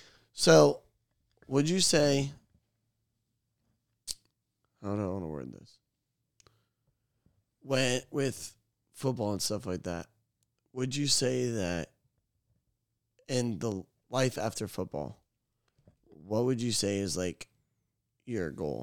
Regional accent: Florida, United States; I was born in Florida. I'm finna die in Florida.

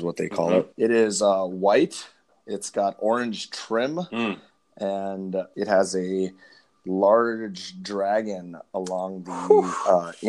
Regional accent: Madison, Wisconsin, United States; also born or lived in India / Berkeley, California / Los Angeles, California / Tibet (ancestry); I spent most of my youth in Madison, Wisconsin playing soccer

